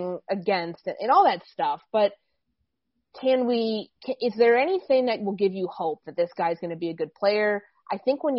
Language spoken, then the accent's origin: English; Chicago, Illinois, United States; as a kid growing up in Chicago.